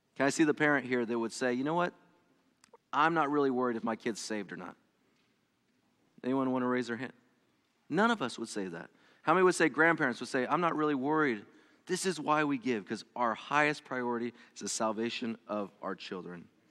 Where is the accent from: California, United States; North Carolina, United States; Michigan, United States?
California, United States; first language English; moved away as an adult; now in Ohio, United States; I was born, I was not born, but I was raised in California and spent most of my life there